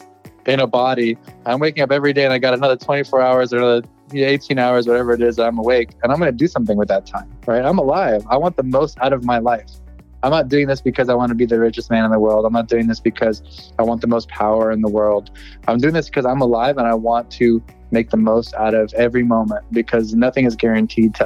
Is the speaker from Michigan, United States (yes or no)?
no; San Francisco, California, United States; born in San Francisco. I grew up in the Bay Area my whole life.